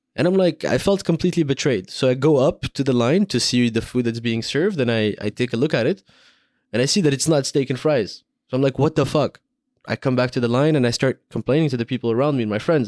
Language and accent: English; Morocco; I grew up in Morocco